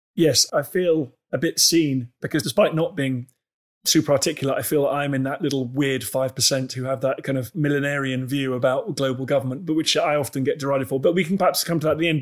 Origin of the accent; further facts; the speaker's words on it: Canada; as a Canadian